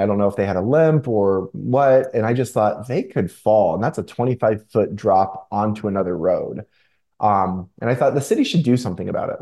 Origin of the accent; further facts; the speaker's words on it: Chattanooga, Tennessee, United States; also born or lived in Florida; I was born in Florida. I grew up in Tennessee. Tennessee is what I consider to be my home, Chattanooga, Tennessee in particular